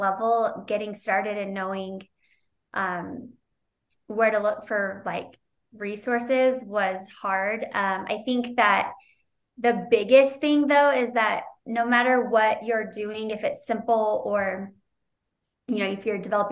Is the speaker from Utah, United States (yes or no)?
yes; Utah, United States; also born or lived in Moraga, California; I was born and raised in Utah. I'm a Utah girl